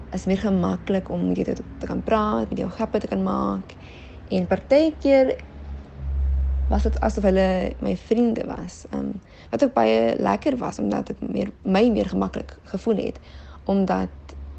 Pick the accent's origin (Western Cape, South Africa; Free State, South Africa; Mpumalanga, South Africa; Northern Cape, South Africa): Western Cape, South Africa; Helderberg area; moved away as an adult; also born or lived in Paarl / South Korea / South America; Ek is oorspronklik van die Parel, maar het 'n paar jaar in die Hilderberg area gebly en groot geword.